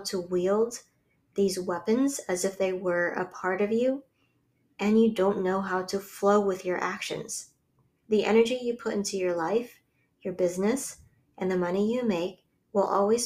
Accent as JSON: {"language": "English", "region": "Hawaii", "country": "United States", "tie": "born or raised there", "said": "I grew up in Hawaii around luxury vacation homes and loaded expats and tourists"}